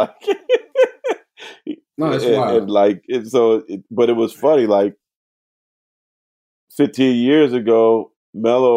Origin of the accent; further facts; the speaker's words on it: the Bay Area, California, United States; also born or lived in New Orleans; I'm from the Bay.